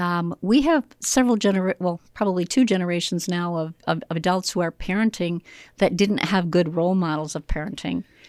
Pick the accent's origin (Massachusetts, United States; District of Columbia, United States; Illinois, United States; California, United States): Illinois, United States; Joliet; I grew up here in Joliet, Illinois